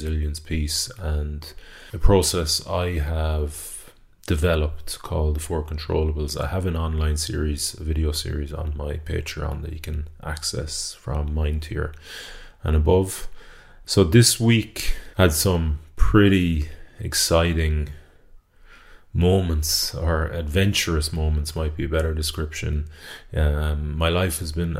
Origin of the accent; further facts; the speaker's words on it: Galway, Connacht, Ireland; I'm from Renmore in Galway.